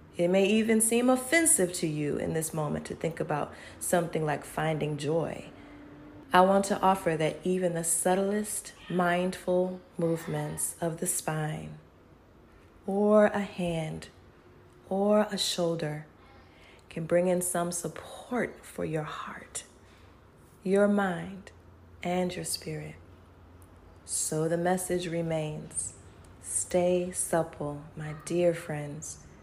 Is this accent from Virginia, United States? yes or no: yes; Charlottesville, Virginia, United States; my hometown of Charlottesville, Virginia